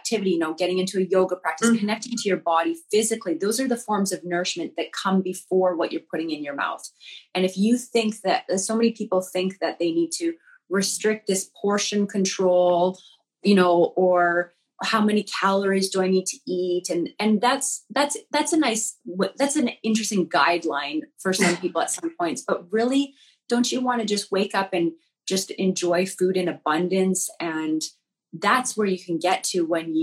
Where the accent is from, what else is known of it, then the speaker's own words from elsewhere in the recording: Alberta, Canada; I grew up in Alberta, Canada, which is like the Texas of Canada.